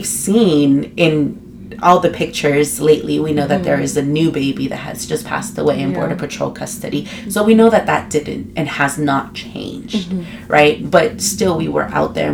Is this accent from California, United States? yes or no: yes; Los Angeles, California, United States; moved away as an adult; now in Tucson, United States; I am from Guatemala in El Salvador, born and raised in LA and living in Tucson for several years now.